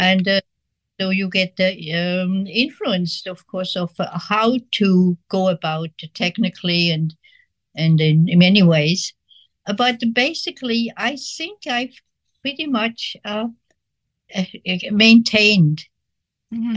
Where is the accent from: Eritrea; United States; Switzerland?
Switzerland; moved away; I grew up in Switzerland, and which was uh, during the war, and uh, we were not in the war